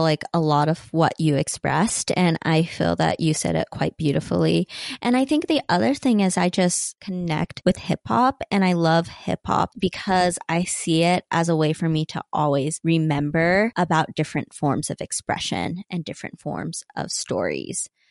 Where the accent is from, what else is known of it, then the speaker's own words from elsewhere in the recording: Salt Lake City, Utah, United States; I was born in Poplar Grove, which is right on the border of Glendale, still, like, West Side area. And then I eventually moved to Glendale